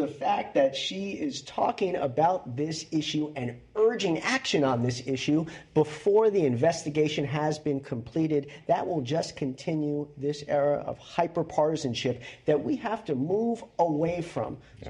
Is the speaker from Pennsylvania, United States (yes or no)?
no; New York City, New York, United States; I'm from Staten Island.